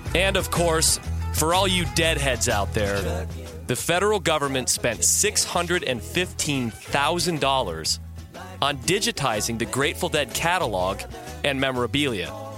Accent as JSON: {"language": "English", "town": "Detroit", "region": "Michigan", "country": "United States", "tie": "born or raised there", "said": "where I'm from, my, my hometown of Detroit"}